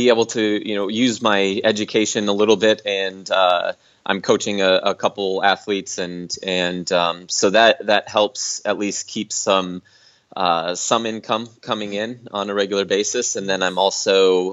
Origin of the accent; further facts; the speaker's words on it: Minnesota, United States; now in Storm Lake, United States; I'm from Minnesota, and I'm currently based in Iowa, in Storm Lake, Iowa